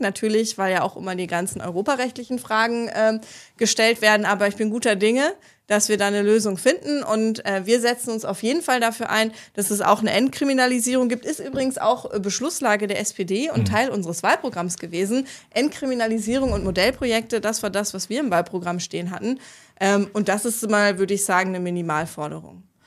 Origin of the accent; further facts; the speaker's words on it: Ruhr area, North Rhine-Westphalia, Germany; Ich komme aus dem Ruhrgebiet, da muss man sich im Kindergarten entscheiden, Schalke oder Dortmund